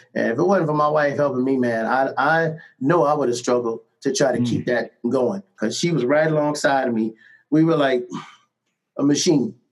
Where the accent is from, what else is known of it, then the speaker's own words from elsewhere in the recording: Cleveland, Ohio, United States; moved away; my hometown, nothing against Cleveland, Ohio